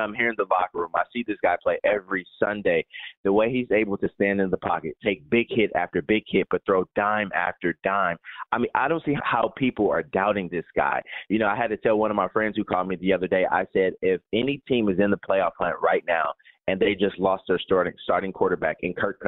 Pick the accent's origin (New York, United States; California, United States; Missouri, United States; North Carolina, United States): Missouri, United States; St. Louis; moved away as an adult; now in Minnesota, United States; I just came from St. Louis. I worked there for 4 years, but I grew up in St. Louis as well.